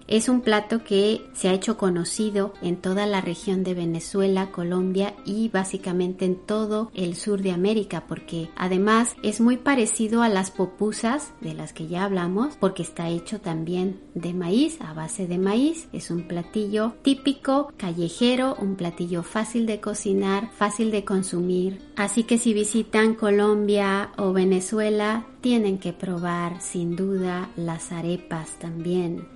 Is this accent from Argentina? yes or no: no; Mexico; Yo soy mexicana